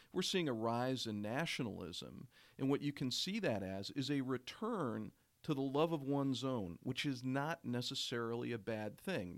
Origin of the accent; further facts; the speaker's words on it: Oshkosh, Wisconsin, United States; when I was growing up in Oshkosh, Wisconsin, suburban north of Oshkosh, Wisconsin.